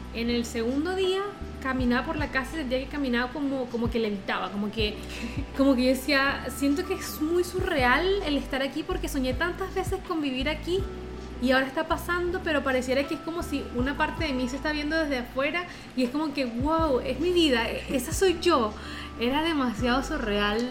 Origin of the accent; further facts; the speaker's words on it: Venezuela; moved away as an adult; also born or lived in Chile; nosotros somos venezolanos y migramos a Chile